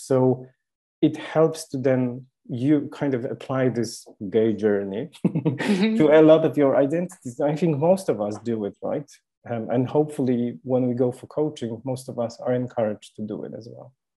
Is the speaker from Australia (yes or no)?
no; Poland; moved away; I was born in Poland, and I'm lucky not to live there.